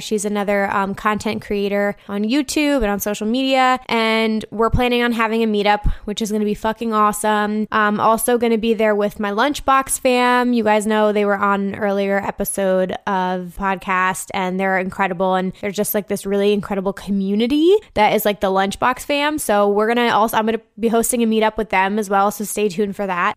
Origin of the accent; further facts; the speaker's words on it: New Jersey, United States; moved away; I'm from New Jersey, so this is sort of like a hometown festival